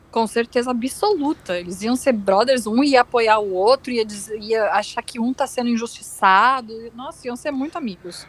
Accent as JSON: {"language": "Portuguese", "region": "Rio Grande do Sul", "country": "Brazil", "said": "sou gaúcha"}